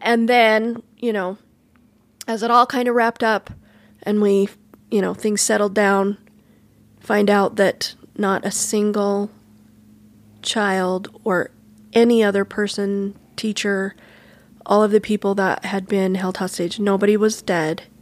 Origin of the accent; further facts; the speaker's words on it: Cokeville, Wyoming, United States; moved away; I'm from Cokeville